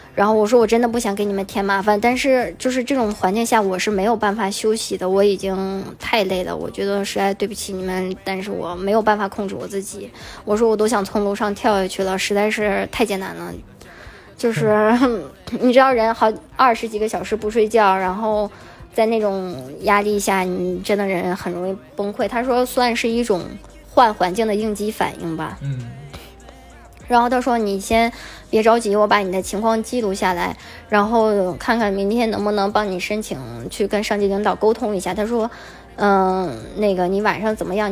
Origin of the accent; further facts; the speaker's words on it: China; moved away; 作为中国人